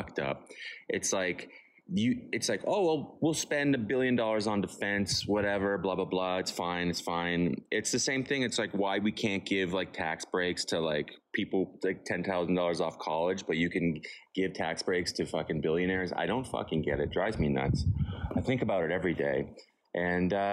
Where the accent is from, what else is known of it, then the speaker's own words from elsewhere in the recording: Ottawa, Ontario, Canada; I'm from Ottawa